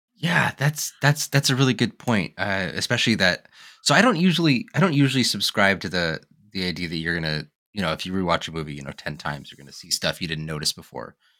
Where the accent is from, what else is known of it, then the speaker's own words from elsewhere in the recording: Wyoming, United States; being a kid growing up in Wyoming, growing up in, in the West.